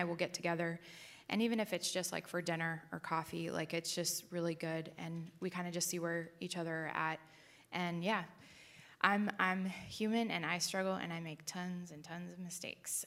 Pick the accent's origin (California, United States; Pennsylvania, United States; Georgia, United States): California, United States; San Diego; I grew up in San Diego